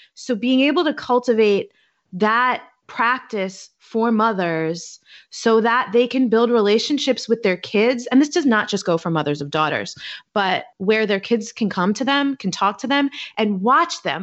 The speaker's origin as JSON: {"language": "English", "town": "New York City", "region": "New York", "country": "United States", "tie": "born or raised there", "also_born_or_lived": "Baltimore / Washington, D.C. / Hoboken, New Jersey / Manhattan", "moved": "as an adult", "lives_now": "Oakland, United States", "said": "I'm originally from New York. I'm from Staten Island"}